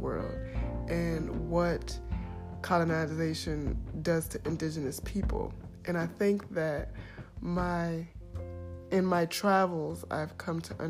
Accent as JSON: {"language": "English", "country": "United States", "moved": "as an adult", "said": "I am from North America, the United States"}